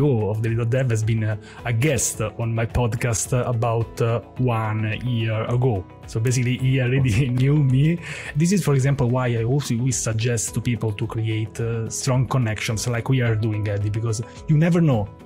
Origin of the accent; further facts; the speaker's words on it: Rome, Lazio, Italy; I'm from Rome